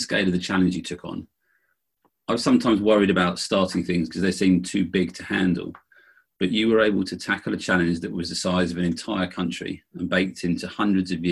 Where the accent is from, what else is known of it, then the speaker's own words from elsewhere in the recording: Bracknell, South East England, United Kingdom; I grew up in Bracknell in the UK in the 70s and 80s